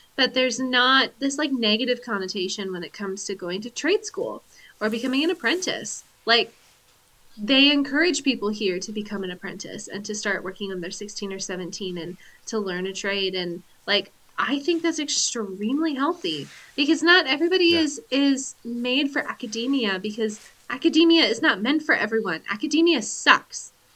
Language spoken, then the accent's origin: English; Pacific Northwest, United States; from being white, from being an American, from being from the Pacific Northwest